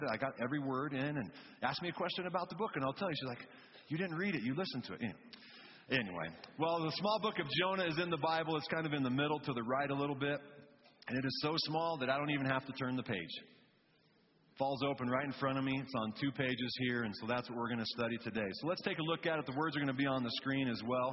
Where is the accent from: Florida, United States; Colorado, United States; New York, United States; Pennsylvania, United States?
Colorado, United States; South Fork; also born or lived in Thousand Oaks, California; now in Fort Collins, United States; I was born in Thousand Oaks, California, but my family wanted to escape the city life, and so they moved us to a town called South Fork, Colorado